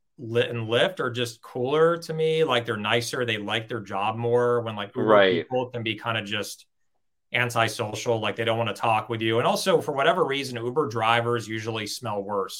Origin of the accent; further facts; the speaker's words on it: Los Angeles, California, United States; I grew up in Los Angeles, and I still live in Los Angeles.